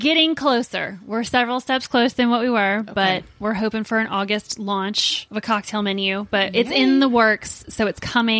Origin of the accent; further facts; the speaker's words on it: Cajun, Louisiana, United States; we're all Cajun French.